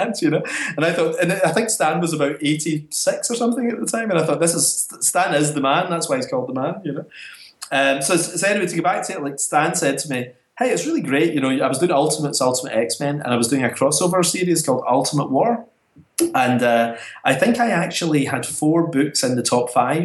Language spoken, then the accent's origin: English; Scotland, United Kingdom; being Scottish